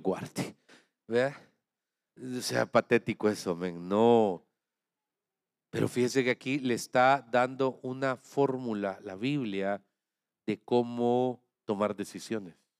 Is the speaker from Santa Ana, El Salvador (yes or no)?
yes; Santa Ana, El Salvador; lo digo como santaneco salvadoreño